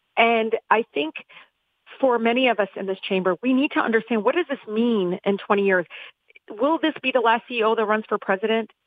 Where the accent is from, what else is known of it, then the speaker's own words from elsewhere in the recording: Detroit, Michigan, United States; I grew up in Southwest Detroit